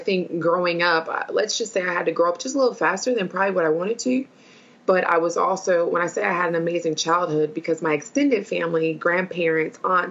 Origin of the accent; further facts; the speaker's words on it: Milwaukee, Wisconsin, United States; I'm originally from Milwaukee, Wisconsin